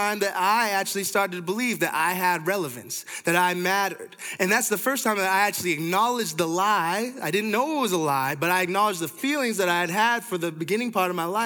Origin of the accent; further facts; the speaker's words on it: Toronto, Ontario, Canada; I'm from Canada, from Toronto